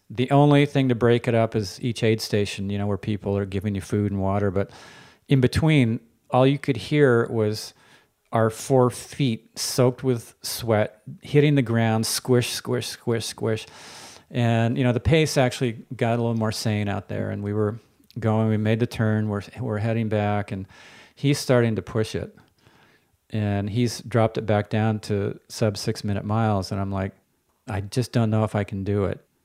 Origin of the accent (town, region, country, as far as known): Palo Alto, California, United States; born or raised there